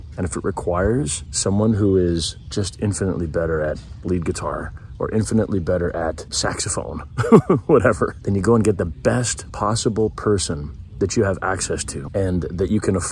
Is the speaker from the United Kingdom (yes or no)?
no; Canada; I love being a Canadian